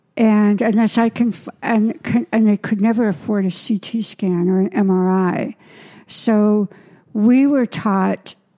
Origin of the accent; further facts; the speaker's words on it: Canada; now in United States; I'm Canadian. I'm American. Canadian-American.